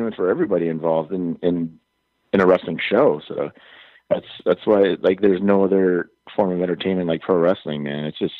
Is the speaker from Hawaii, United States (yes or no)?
yes; Hawaii, United States; I'm from Hawaii